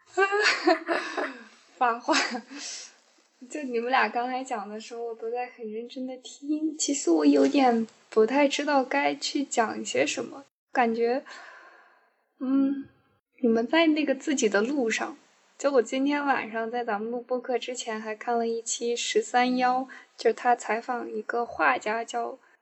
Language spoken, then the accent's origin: Chinese; Northwest China, China; moved away; 因为我从小在西北长大